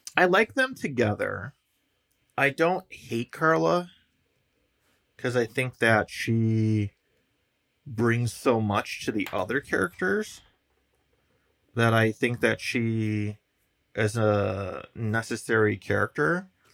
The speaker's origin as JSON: {"language": "English", "town": "Chicago", "region": "Illinois", "country": "United States", "said": "we're from Chicago"}